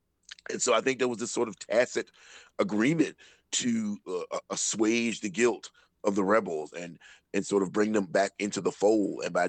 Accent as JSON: {"language": "English", "region": "the South", "country": "United States", "said": "as a Southerner, as a Black Southerner"}